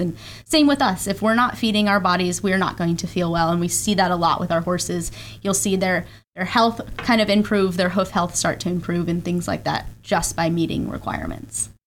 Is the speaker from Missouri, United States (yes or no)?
no; Colorado, United States; moved away as an adult; also born or lived in Georgia / Texas; now in Ocala, United States; I grew up in Colorado